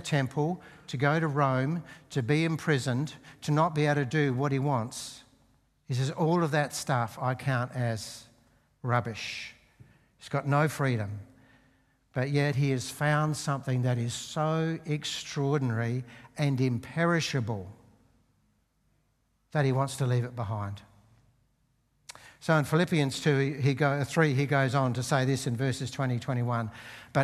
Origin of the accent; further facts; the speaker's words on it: Australia; as Australian citizens